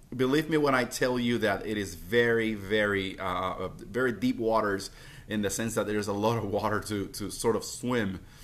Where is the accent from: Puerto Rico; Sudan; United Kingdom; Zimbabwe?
Puerto Rico; I'm from Puerto Rico